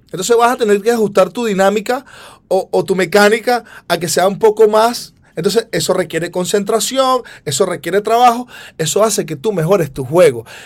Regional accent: Venezuela; moved away; nosotros nos da mucho orgullo ser venezolanos

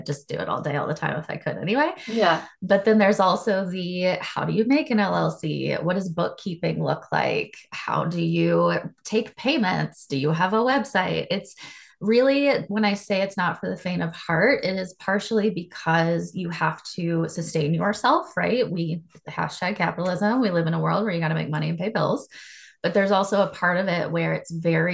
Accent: Charlotte, North Carolina, United States; moved away as an adult; now in Dallas, United States; I also live in Dallas, Texas. I grew up in Charlotte, North Carolina.

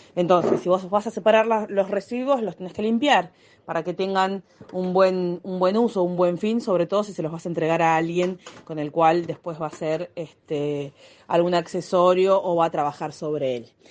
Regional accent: Del Viso, Buenos Aires, Argentina; yo soy de Delviso

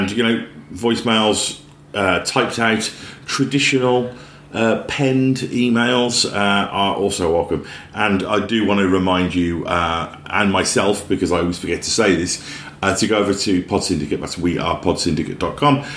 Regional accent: the Midlands of England, United Kingdom; now in New Zealand; I'm from the Midlands of England

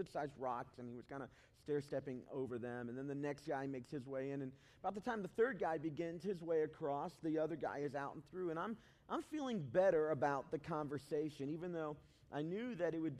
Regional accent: Southeast Tennessee, United States; also born or lived in Chicago, Illinois; now in Cincinnati, United States; I was born in Chicago, but I didn't grow up there. I grew up in Southeast Tennessee

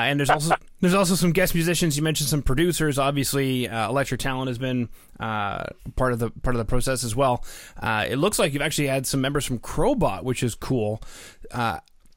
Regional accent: Canada

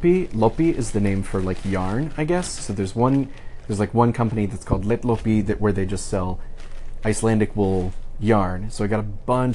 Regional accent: United States; from the United States

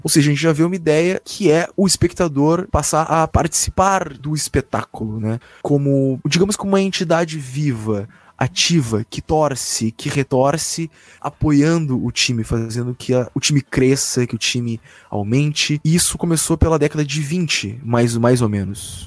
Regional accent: Rio Grande do Sul, Brazil

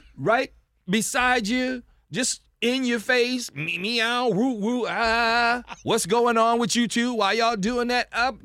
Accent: Baltimore, Maryland, United States; also born or lived in Florida; now in Las Vegas, United States; Born and raised in Baltimore, Maryland, U S A.

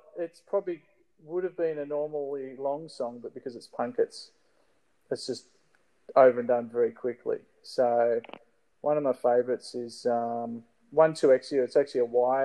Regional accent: Australia; we're just Australian

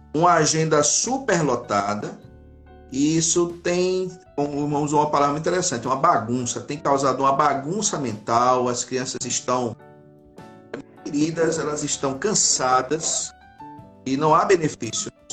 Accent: Recife, Pernambuco, Brazil; Eu sou do Grande Recife, né? Eu sou de Recife, na verdade

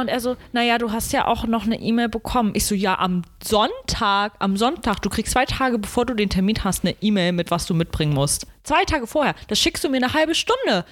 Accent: Germany; Ich, deutsche Kartoffel

